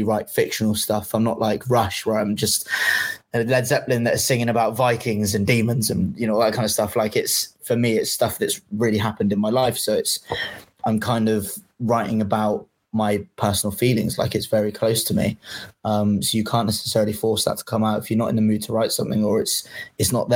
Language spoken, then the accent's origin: English; England, United Kingdom; I'm English